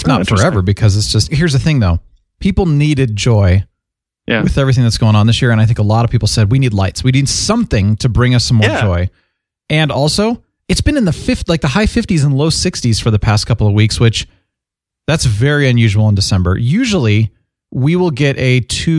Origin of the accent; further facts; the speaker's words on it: Phoenix, Arizona, United States; I am from Phoenix. That is the Southwest